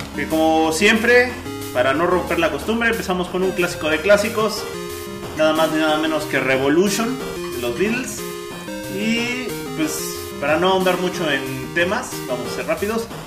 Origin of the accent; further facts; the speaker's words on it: Mexico; Somos bien mexicanotes